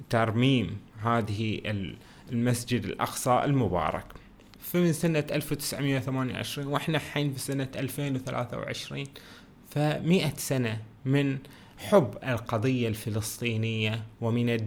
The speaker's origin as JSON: {"language": "Arabic", "country": "Bahrain", "said": "اللي يخص بلدنا البحرين واللي يخص شنو المقاومه ونصرة فلسطين"}